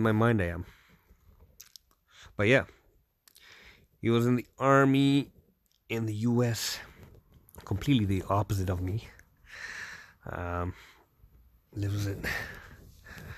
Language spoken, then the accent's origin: English; Canada; also born or lived in Toronto; I'm Canadian in Toronto